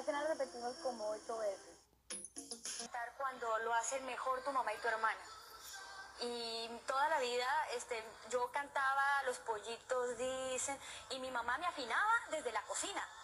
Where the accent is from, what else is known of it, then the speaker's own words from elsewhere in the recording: Colombia; moved away as an adult; also born or lived in Mexico; Tenía casi 18 años y fue la primera vez que salí de Colombia, que estuve lejos de mi familia